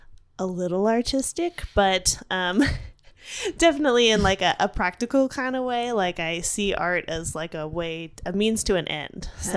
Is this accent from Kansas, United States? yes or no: yes; Wichita, Kansas, United States; also born or lived in Portland, Oregon; I lived kind of in and around that area for my first childhood years, and then moved to Wichita and grew up on the south side.